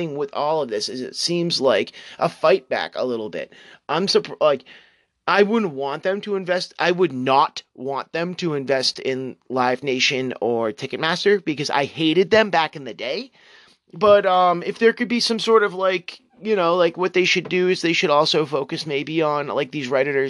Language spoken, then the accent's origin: English; New England, United States; my hometown and my current residing town, old property that my family owns